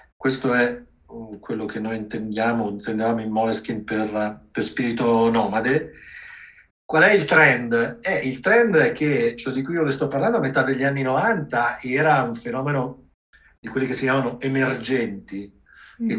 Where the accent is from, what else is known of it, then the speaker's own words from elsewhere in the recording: Milan, Lombardy, Italy; io sono nato a Milano